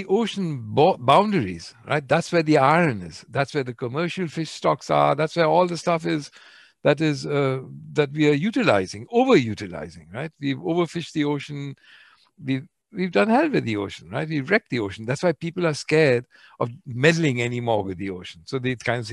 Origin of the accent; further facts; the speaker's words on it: India; I'm Indian.